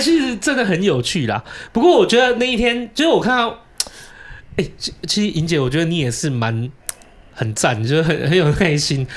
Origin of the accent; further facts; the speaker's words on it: southern Taiwan, Taiwan; moved away; 我确实以前也有在南部长大